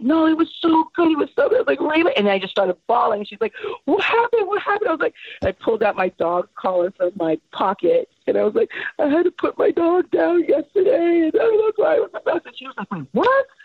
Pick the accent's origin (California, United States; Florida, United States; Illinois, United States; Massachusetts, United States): Florida, United States; Miami; moved away as an adult; also born or lived in Brooklyn, New York; now in Los Angeles, United States; I was born in Brooklyn, New York, raised in Miami, and then I moved to Los Angeles when I was 22.